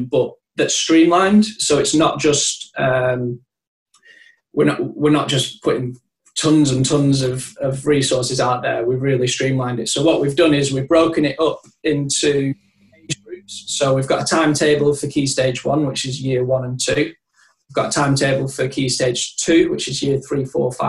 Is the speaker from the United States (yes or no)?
no; Longridge, North West England, United Kingdom; also born or lived in Loughborough / Rossendale; I'm from Lancashire. I'm from Longridge near Preston